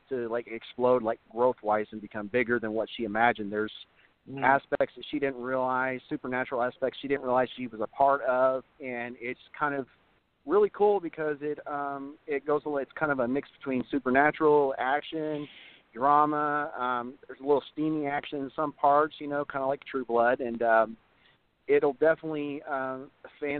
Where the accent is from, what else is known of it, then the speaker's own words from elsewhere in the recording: Southern Indiana, United States; moved away as an adult; now in Oklahoma, United States; growing up in Southern Indiana, I didn't really have much options. And so when I moved to Oklahoma back in 2015